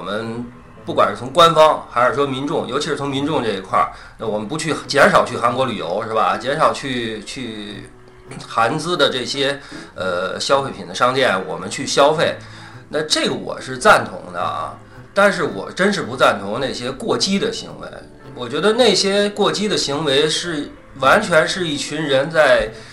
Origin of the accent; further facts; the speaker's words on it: China; 我中国人